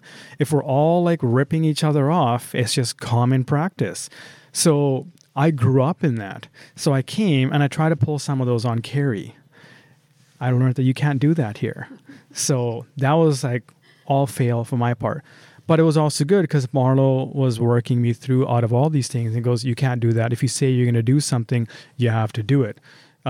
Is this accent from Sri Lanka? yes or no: yes; Sri Lanka; One of the biggest one is growing up in Sri Lanka.